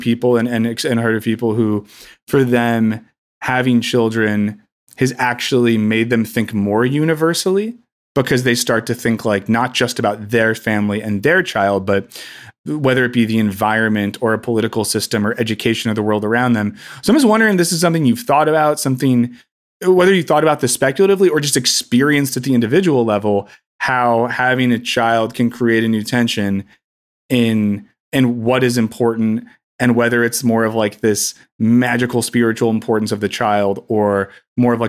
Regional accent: United States; also born or lived in Scotland; As a Yank

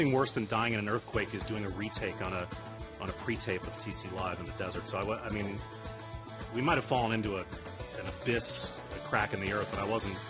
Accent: New York, United States; now in Maryland, United States; I grew up in New York. I live in Maryland.

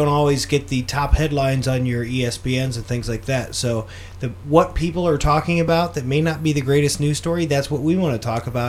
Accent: Canton, Ohio, United States; And I'm a … from Canton

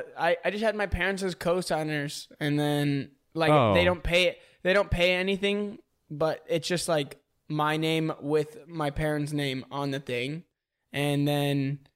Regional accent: California, United States; I'm from California

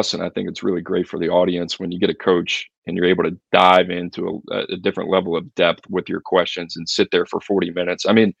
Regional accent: New Orleans, Louisiana, United States; it has been cool growing up in New Orleans

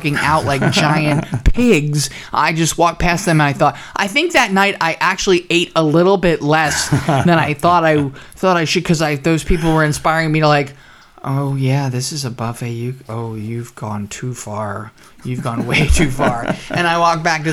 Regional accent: New Jersey, United States; moved away; also born or lived in Oklahoma City; when I was growing up in New Jersey

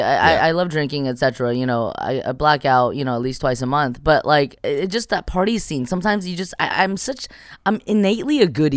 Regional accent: California, United States; 626 is such a bubble, you know? Which, and it's my hometown.

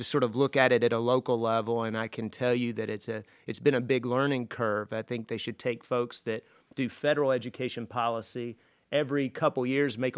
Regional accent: Paducah, Kentucky, United States; moved away as an adult; now in Louisville, United States; I'm actually a native Kentucky, and I grew up in Paducah, Kentucky, just west of Paducah, but right in McCracken County, and moved to Louisville

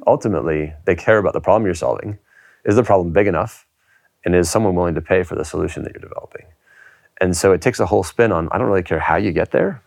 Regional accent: United States; now in United Kingdom; I'm an American

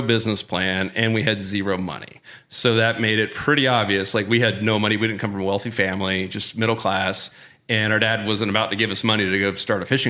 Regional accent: Winter Haven, Florida, United States; also born or lived in Tampa, Florida; We went to high school in Winter Haven, which is close to Orlando here

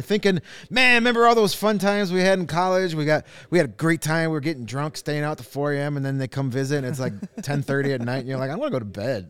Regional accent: Chicago, Illinois, United States; when we were growing up, you only saw Chicago teams

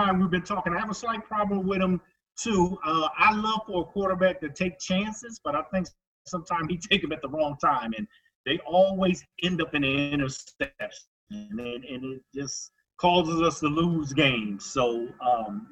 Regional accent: Buffalo, New York, United States; moved away as an adult; also born or lived in Germany; now in Indianapolis, United States; I'm from Buffalo. I grew up there, was a Buffalo Bills fan all my life until the last 16 years since I've been here

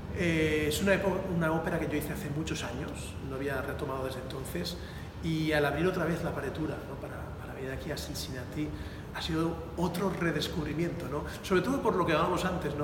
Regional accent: Valencia, Valencian Community, Spain; moved away as an adult; also born or lived in Palm Beach, Florida / Naples, Florida; mi ciudad natal, en Valencia

